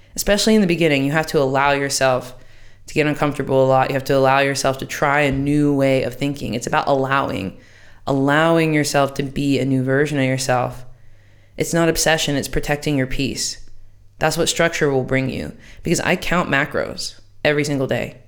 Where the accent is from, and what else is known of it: United States; moved away